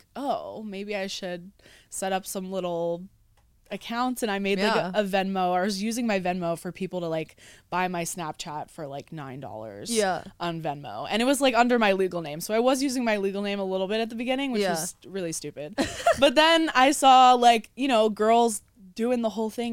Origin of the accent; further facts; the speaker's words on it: Philadelphia, Pennsylvania, United States; moved away as an adult; I'm from Philly originally. Okay. So I lived, Philly suburbs technically. I lived out there my whole life pretty much